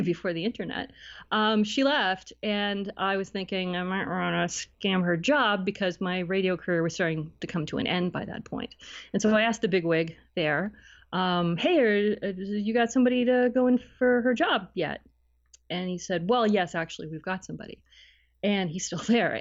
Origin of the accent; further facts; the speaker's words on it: Cleveland, Ohio, United States; moved away as an adult; also born or lived in Barrie, Canada; now in Toronto, Canada; I'm originally from, uh, Cleveland in Northeast Ohio.